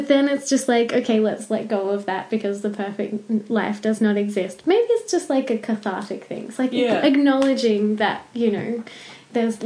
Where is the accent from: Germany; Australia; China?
Australia; Canberra, Australian Capital Territory; moved away; I grew up in Canberra